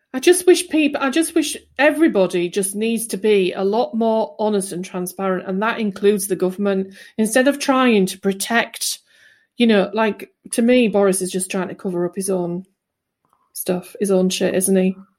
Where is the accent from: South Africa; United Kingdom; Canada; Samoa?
United Kingdom; England; I am English